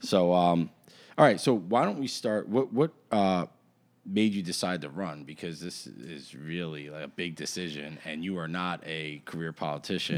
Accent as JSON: {"language": "English", "region": "New Jersey", "country": "United States", "tie": "born or raised there", "moved": "as an adult", "lives_now": "Nazareth, United States", "said": "I grew up in Jersey. I've been in Nazareth, Pennsylvania for the past, uh, fifteen years"}